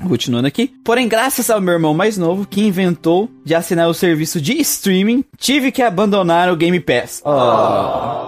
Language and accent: Portuguese; Brazil; eu sou brasileiro